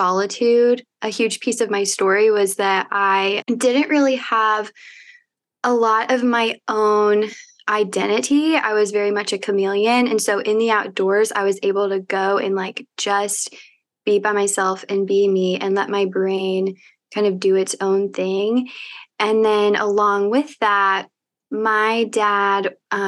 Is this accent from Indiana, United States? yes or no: yes; Evansville, Indiana, United States; born or raised there; moved away as an adult; also born or lived in Bloomington, Indiana; now in Indianapolis, United States